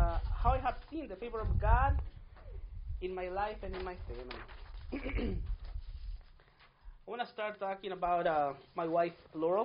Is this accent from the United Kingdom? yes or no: no; Mexico; first language Spanish; English is a second language; now in United States; I was born in Mexico in a small town. That's why my first language, it's Spanish.